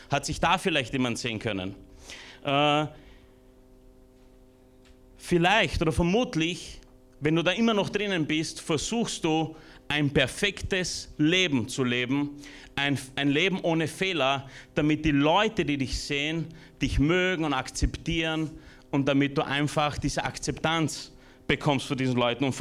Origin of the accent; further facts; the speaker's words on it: Burgenland, Austria; also born or lived in Romania; geflüchtet sind von Rumänien. Ich war ein bisschen was über eineinhalb, zwei Jahre alt. Und dort, wo ich aufgewachsen bin, im Burgenland, da bin ich heute, na, von heute nicht hergefahren, aber dort wohne ich.